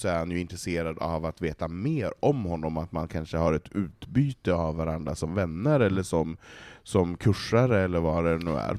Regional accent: Västerbotten County, Sweden; Jag kommer ju för fan från Västerbotten.

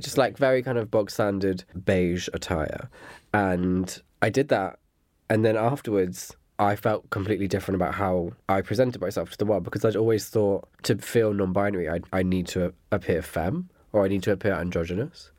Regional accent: Dorset, South West England, United Kingdom; moved away; I'm originally from Dorset

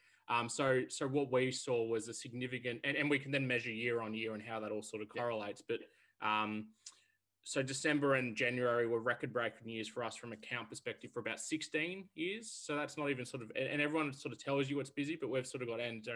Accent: Melbourne, Victoria, Australia; I'm originally from Melbourne, grown up and born here

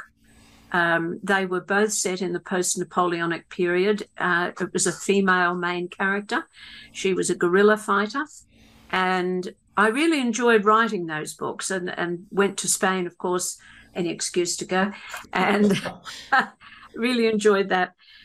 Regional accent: Sydney, New South Wales, Australia; also born or lived in Southern Highlands, New South Wales; now in Bowral, Australia; I was born in Sydney and grew up there

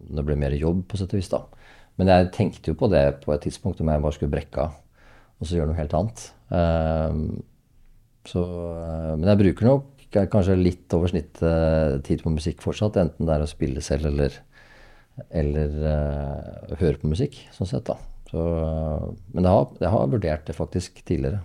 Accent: Hadeland, Innlandet, Norway; also born or lived in Oslo; now in Oppegård, Norway; jeg kommer fra Hadeland

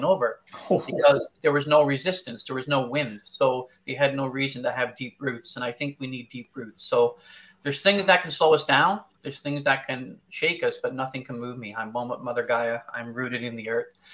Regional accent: Newfoundland and Labrador, Canada; also born or lived in Arctic; now in London, Canada; I'm originally from Newfoundland. I spent over 16 years in the Arctic

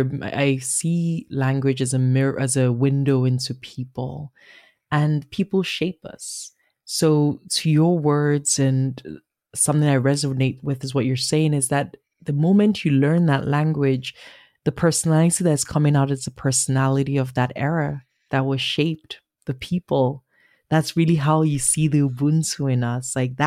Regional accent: Nigeria; accent: Nigerian; That's my Nigerian accent, which is different from my Igbo accent, which is a little girl growing up. It's what I speak with my family.

